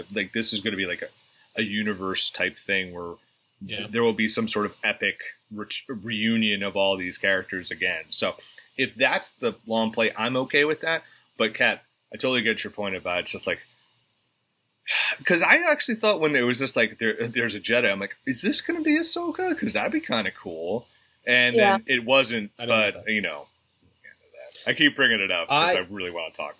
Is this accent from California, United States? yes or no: no; New Jersey, United States; because I'm from New Jersey